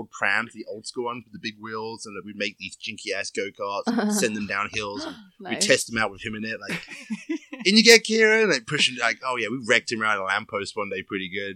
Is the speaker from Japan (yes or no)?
no; England, United Kingdom; moved away; I lived in the countryside in England